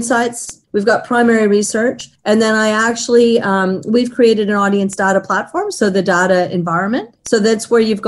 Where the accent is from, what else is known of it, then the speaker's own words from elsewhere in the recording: Toronto, Ontario, Canada; moved away as an adult; now in Sydney, Australia; I was born and raised in Toronto, Canada.